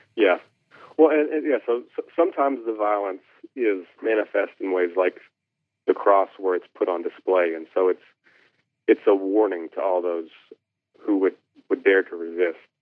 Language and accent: English; Kentucky, United States; grew up in Kentucky